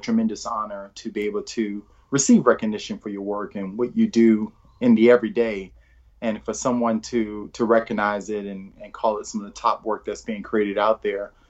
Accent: New Orleans, Louisiana, United States; moved away as an adult; also born or lived in Michigan; now in Williamsburg, United States; I was born and raised in New Orleans, Louisiana, and that's where I grew up

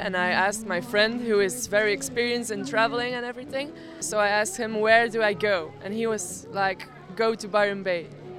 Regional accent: Belgium; I'm from Belgium.

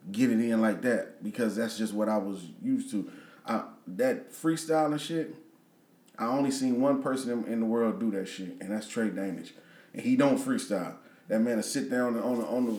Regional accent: Peoria, Illinois, United States; also born or lived in Dallas; I'm from Peoria

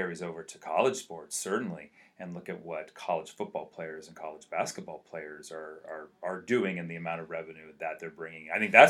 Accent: San Francisco, California, United States; I'm from San Francisco

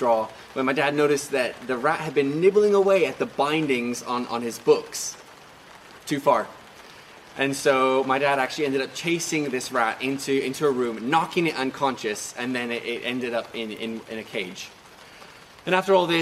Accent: Macau; now in England; when I was growing up in Macau, when I was about 7 or 8 years old, we moved house.

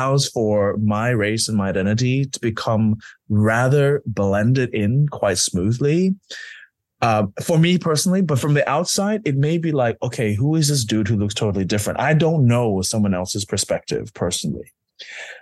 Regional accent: London, United Kingdom; I'm a Londoner

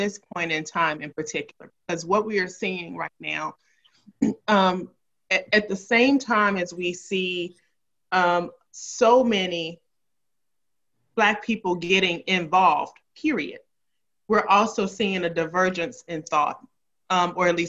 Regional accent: Memphis, Tennessee, United States; I grew up in Memphis

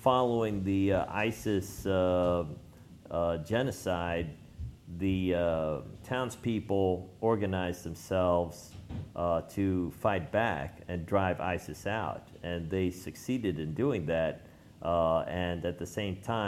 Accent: New York, United States; I'm a filmmaker from New York

